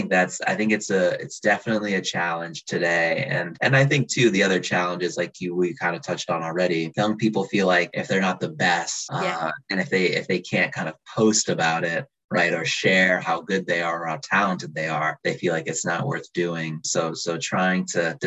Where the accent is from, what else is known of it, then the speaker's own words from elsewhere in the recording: just outside of Minneapolis, Minnesota, United States; moved away as an adult; also born or lived in St. Louis / Boston; now in Seattle, United States; I grew up just outside of Minneapolis in Minnesota